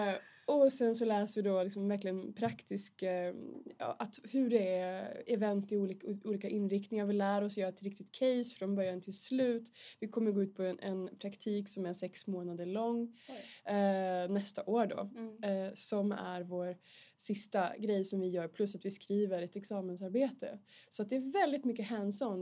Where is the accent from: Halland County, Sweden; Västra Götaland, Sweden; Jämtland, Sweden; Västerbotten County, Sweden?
Västerbotten County, Sweden; Vilhelmina; moved away as an adult; now in Stockholm, Sweden; jag kommer från Vilhelmina i Västerbotten, Norrlands inland, södra Lappland.